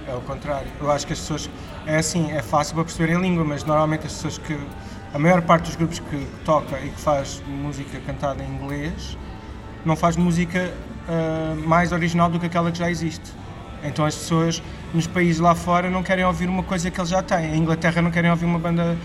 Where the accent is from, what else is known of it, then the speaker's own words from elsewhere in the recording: Lisbon, Portugal; also born or lived in Porto; eu cresci em Benfica, então foi mesmo voltar às raízes